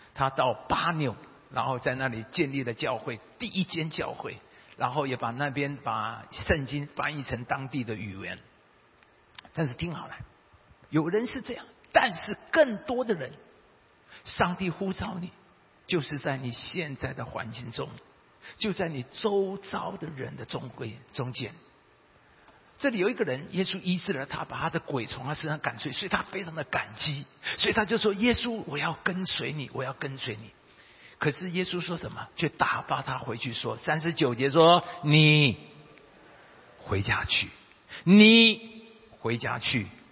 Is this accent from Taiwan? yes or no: yes; Taiwan; 我们台湾人的背景